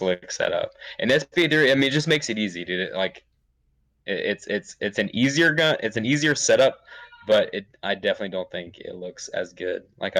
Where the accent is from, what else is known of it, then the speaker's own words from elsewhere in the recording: Southern California, United States; I was born and raised in Southern California